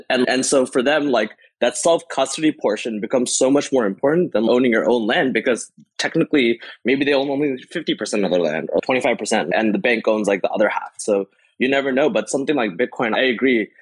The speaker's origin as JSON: {"language": "English", "country": "India", "tie": "born or raised there", "moved": "yes", "said": "I'm from India, or I grew up in India basically and moved here."}